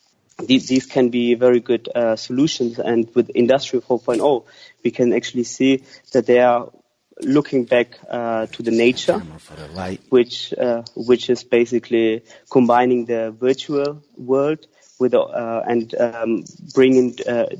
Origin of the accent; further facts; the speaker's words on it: Germany; now in London, United Kingdom; I grew up in Germany